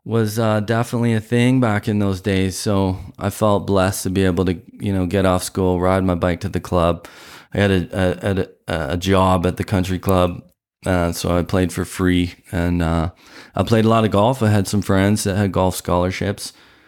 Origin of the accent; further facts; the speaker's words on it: Hamilton, Ontario, Canada; born there; also born or lived in Stoney Creek; I was born in Steeltown, Hamilton, Ontario, the armpit of Ontario, some would call it, and that was educational. I moved a little more to Stony Creek, kind of a little bit on the east side.